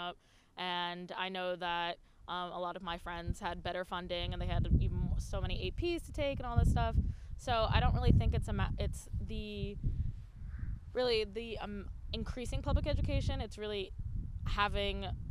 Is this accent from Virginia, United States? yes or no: no; New York, United States; I'm from New York, so we have a lot of SUNY schools